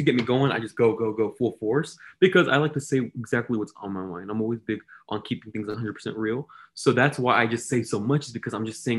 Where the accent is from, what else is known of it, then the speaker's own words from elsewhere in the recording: Hayward, California, United States; I'm from, born and raised in Hayward, California, the heart of the Bay Area.